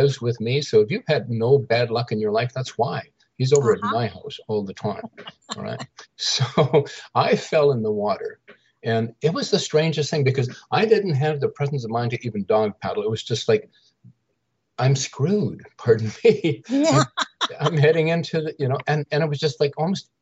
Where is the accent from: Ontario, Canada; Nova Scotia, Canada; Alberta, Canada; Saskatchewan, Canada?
Saskatchewan, Canada; I grew up in the Central Plains of Canada in Saskatchewan, about 2 hours north of the Montana North Dakota borders